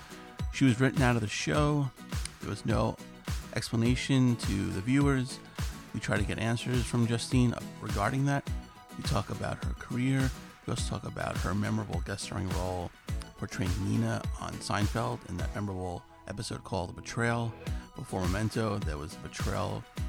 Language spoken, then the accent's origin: English; New York City, New York, United States; I'm originally from Bayside.